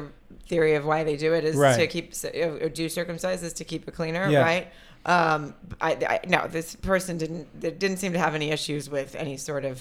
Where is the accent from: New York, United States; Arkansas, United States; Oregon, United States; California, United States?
Arkansas, United States; I grew up in Arkansas